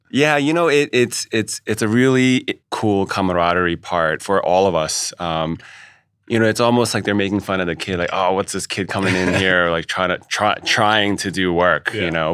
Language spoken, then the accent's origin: English; New York City, New York, United States; also born or lived in Chinatown, New York City; thought it would have been a good idea to move back to Queens because Chinatown was still a little rough uh, yeah. around the edges in the 80s. So we, then we moved to Ridgewood